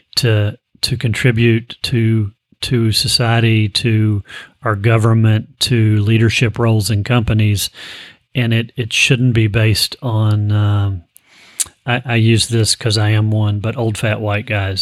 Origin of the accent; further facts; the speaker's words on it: Frankfort, Kentucky, United States; I grew up in Frankfort, Kentucky